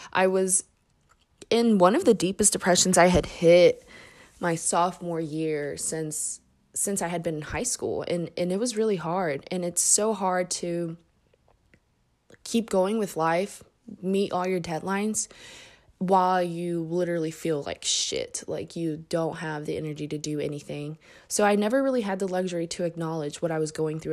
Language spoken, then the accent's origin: English; Indianapolis, Indiana, United States; also born or lived in Mexico City, Mexico; I moved to Indy when I was six years old, and I've been here since